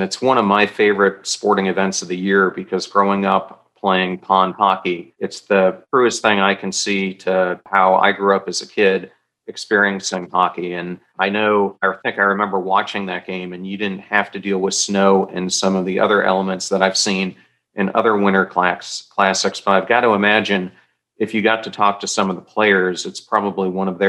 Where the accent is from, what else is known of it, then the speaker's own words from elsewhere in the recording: New York, United States; also born or lived in Midwest; I think my parents put my first pair of skates on me when I was 3 or 4 years old growing up in New York and then the Midwest.